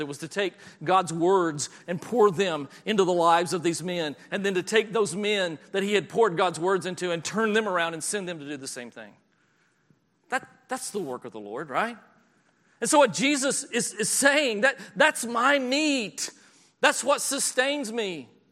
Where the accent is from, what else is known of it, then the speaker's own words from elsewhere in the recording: the South, United States; moved away; I'm from the South